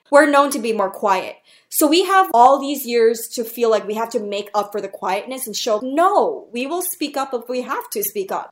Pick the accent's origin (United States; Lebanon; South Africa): United States; New York City, New York; people that I came up with from New York City where everybody's hustling